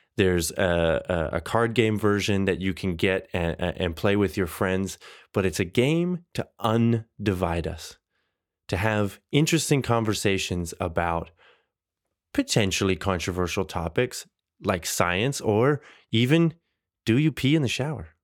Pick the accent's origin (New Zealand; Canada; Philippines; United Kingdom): Canada; growing up in Canada